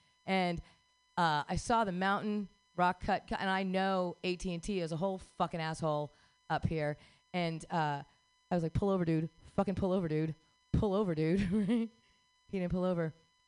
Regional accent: Philadelphia, Pennsylvania, United States; I'm from Philly. I like the love statue.

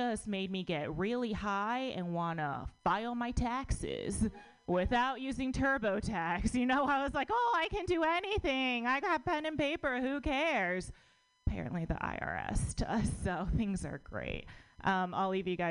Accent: United States; born or raised there

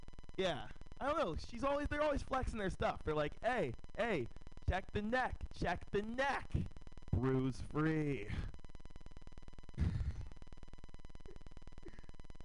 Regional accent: San Francisco, California, United States; Born and raised in San Francisco.

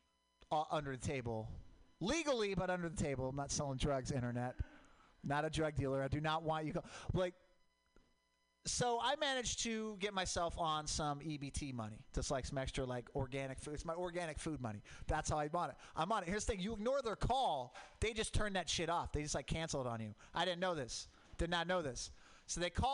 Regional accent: Portland, Oregon, United States; I grew up in Portland. Mount Hood, volcanic.

